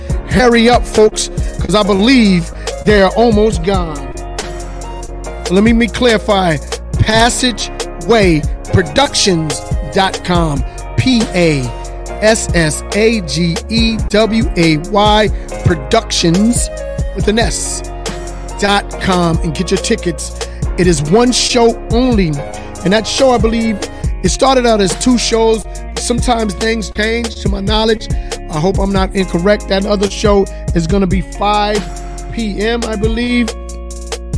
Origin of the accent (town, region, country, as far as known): Hampton Roads, Virginia, United States; born or raised there